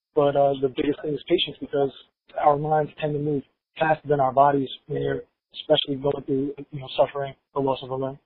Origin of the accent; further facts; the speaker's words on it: Hempstead, New York, United States; I came from Hempstead, New York, in Long Island